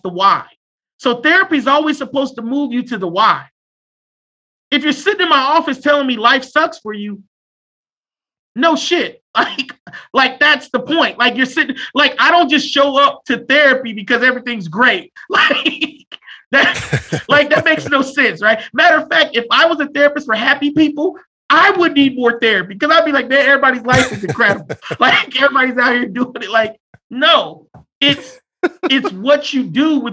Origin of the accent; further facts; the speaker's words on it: United States; Every one of us, we're American